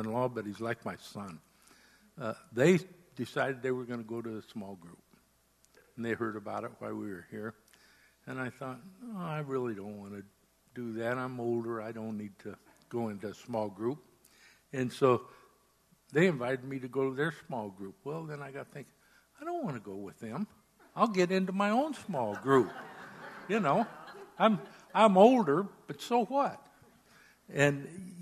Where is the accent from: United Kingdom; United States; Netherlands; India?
United States; Southern California; moved away as an adult; now in New Hampshire, United States; I'm from Southern California